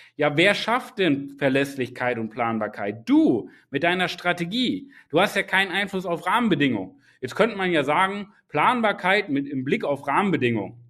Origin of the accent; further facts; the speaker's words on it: Germany; ich bin in Deutschland geboren